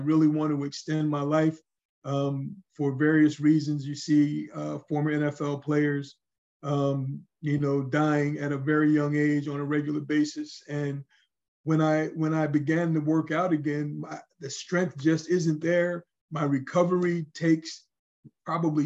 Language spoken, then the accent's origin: English; Raleigh, North Carolina, United States; I'm hailing from Raleigh, North Carolina.